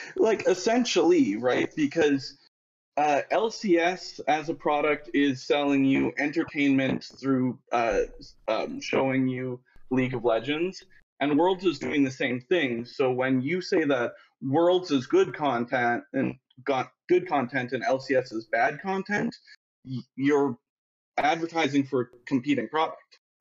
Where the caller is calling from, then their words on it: Winnipeg, Manitoba, Canada; I'm calling from Winnipeg, Manitoba